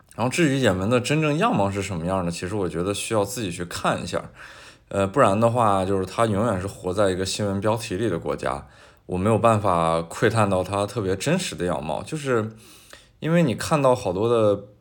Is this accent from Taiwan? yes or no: no; China; now in United Arab Emirates; 对我们中国人的管控也越来越严